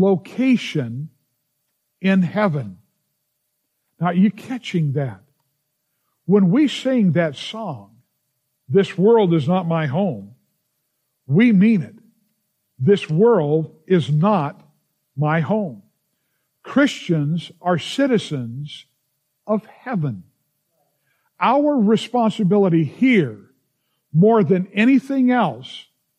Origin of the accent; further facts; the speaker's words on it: United States; as an American, I love this nation